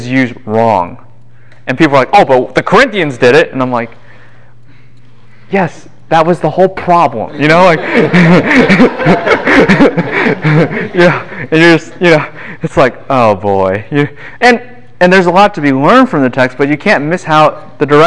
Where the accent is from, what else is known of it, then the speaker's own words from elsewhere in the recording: Midwest, United States; moved away; I grew up in the Midwest too